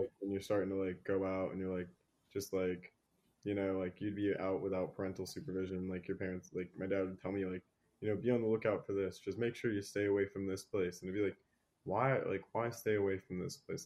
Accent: Virginia, United States; I grew up in Virginia

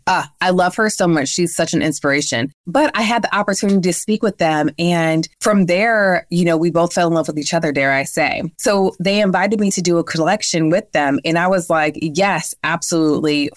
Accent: New York, United States; now in Atlanta, United States; I'm from New York where we do have all four seasons, unlike Atlanta where we're

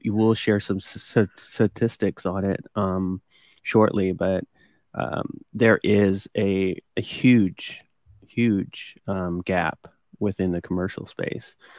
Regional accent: Midwest, United States; growing up in the Midwest, that was what people did

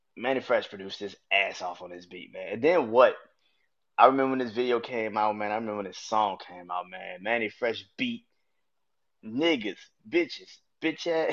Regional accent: New Orleans, Louisiana, United States; I'm from New Orleans

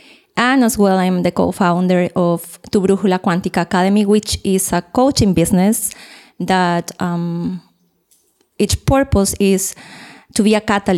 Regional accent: Peru; English is a second language; now in Costa Rica; I came from Costa Rica, but I'm Peruvian.

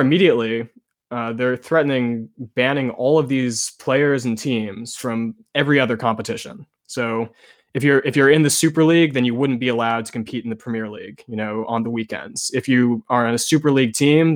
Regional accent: United States; me being an American kid

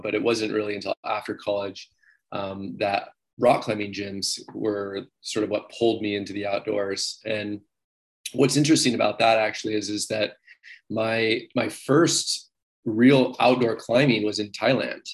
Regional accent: Ephrata, Washington, United States; I'm actually from Washington State and I was kind of from the middle of the state in Ephrata. So where I grew up, it was actually the desert

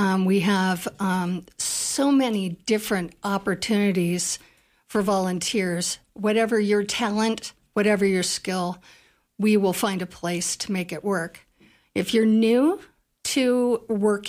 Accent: Bighorn, United States; moved away as an adult; also born or lived in California; I'm actually from Bighorn.

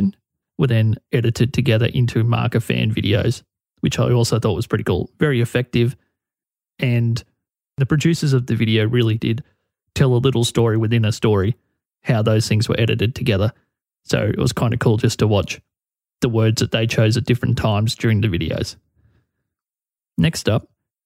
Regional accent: Australia; my home country, Australia

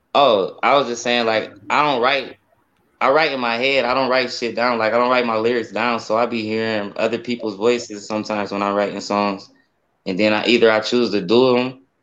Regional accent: Akron, Ohio, United States; also born or lived in Spain; I'm, I'm, from Akron, Ohio. I was born in Spain. I'm a Navy baby, but okay. I came over here. I came over here when I was one years old, and I've been, you know, I'm saying, from the east side of Akron all my life

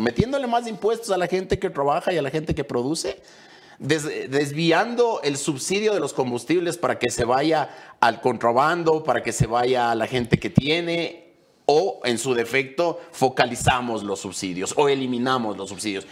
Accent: Ecuador; nosotros como ecuatorianos

